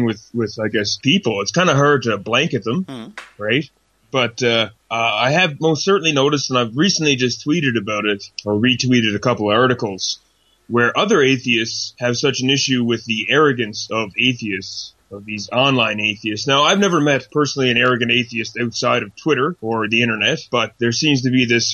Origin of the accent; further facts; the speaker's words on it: Nova Scotia, Canada; now in Calgary, Canada; I'm from originally from Nova Scotia, Canada.